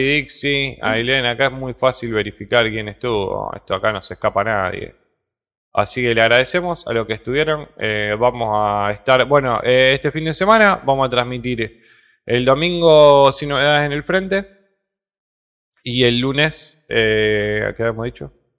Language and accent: Spanish; Argentina; soy argentino